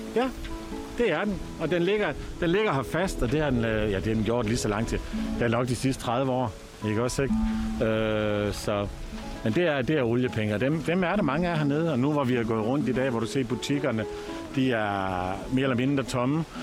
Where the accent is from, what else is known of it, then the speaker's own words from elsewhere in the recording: Aalborg, North Denmark Region, Denmark; moved away as an adult; now in Costa del Sol, Spain; jeg kommer selv fra Aalborg, eller nord for Aalborg, fra Voskov.